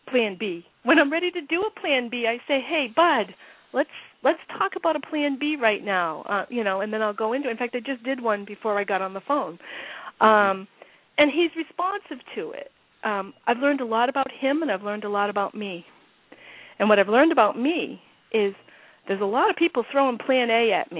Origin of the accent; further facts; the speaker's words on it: Massachusetts, United States; I'm from Massachusetts